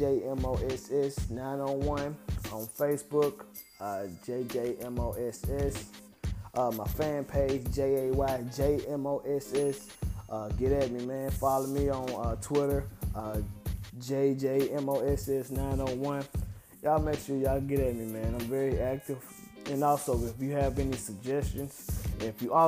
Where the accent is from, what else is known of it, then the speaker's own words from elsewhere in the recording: Memphis, Tennessee, United States; I'm from Memphis and I'm from the same neighborhood as them